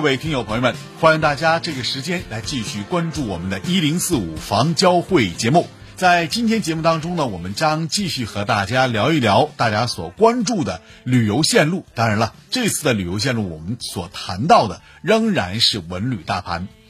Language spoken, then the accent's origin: Chinese; Northeast China, China; 就是很多咱东北人啊，